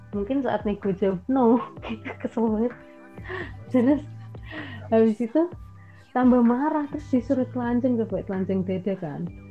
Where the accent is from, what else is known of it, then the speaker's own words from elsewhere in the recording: Indonesia; accent: medok; emang Inggrisku masih medok gitu jadi seberapa pun aku mencoba kan aksenku tetap ada